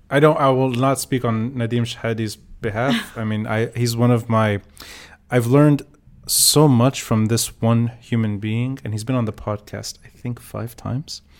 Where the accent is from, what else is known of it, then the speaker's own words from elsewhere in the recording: Beirut, Beirut Governorate, Lebanon; so we're both i know you as just a fellow ras beiruti